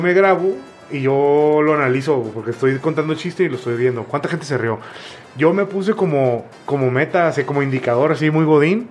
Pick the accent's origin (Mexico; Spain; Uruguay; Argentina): Mexico; la misma cultura que tenemos como mexicanos